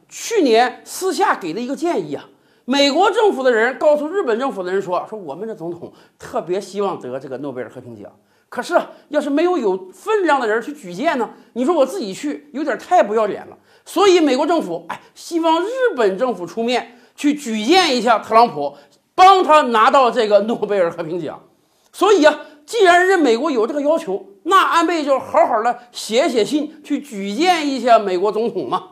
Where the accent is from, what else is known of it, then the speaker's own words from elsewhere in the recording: Northeast China, China; accent: Northeastern (Dongbei) dialect; 用咱们东北话讲